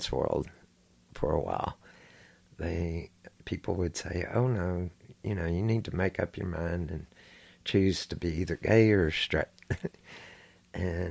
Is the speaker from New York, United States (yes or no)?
no; Houston, Texas, United States; I grew up here in Houston, Texas